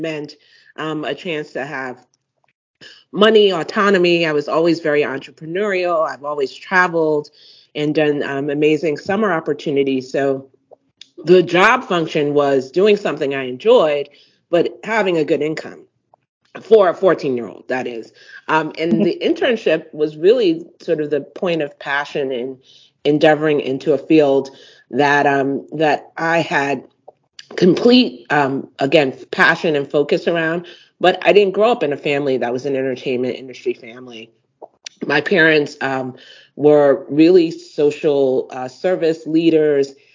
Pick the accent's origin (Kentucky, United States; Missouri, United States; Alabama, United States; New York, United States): New York, United States; New York City; my first job as a New Yorker, I grew up in Brownsville, Brooklyn